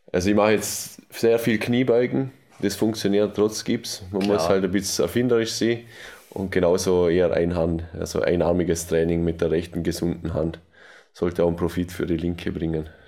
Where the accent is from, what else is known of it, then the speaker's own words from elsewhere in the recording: Austria; Kann man bei uns in Österreich leider nicht.